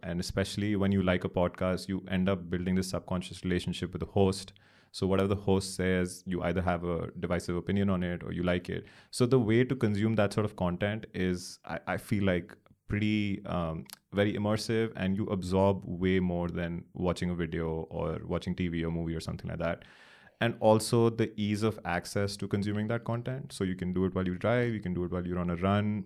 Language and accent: English; Delhi, India; also born or lived in Chennai; born and raised in Delhi